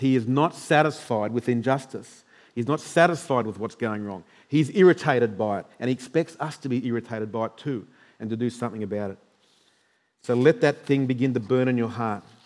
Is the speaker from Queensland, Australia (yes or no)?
yes; Queensland, Australia; as normal Queenslanders